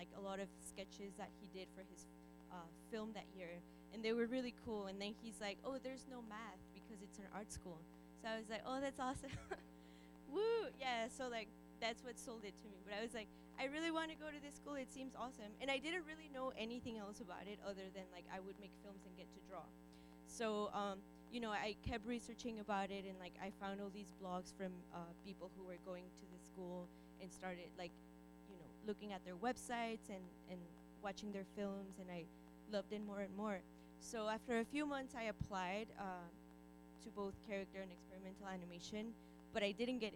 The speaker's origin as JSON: {"language": "English", "region": "Guanajuato", "country": "Mexico", "tie": "born or raised there", "moved": "yes", "said": "I was born and raised in Mexico."}